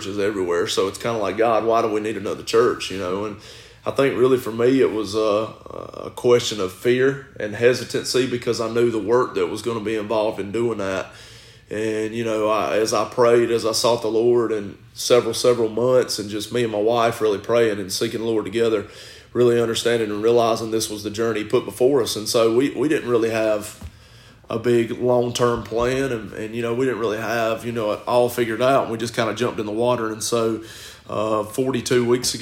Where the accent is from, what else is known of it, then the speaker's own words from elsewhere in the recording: Gaffney, South Carolina, United States; I'm originally from Gaffney, so I grew up in Gaffney my whole life and born and raised there.